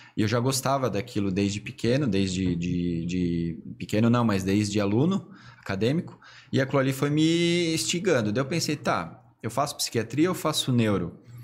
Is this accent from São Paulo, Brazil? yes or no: no; Blumenau, Santa Catarina, Brazil; also born or lived in Tubarão; eu me considero blumenauense de raiz